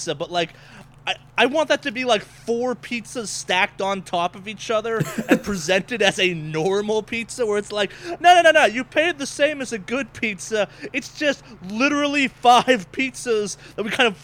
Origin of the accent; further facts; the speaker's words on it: East Coast, United States; now in Los Angeles, United States; growing up on the East Coast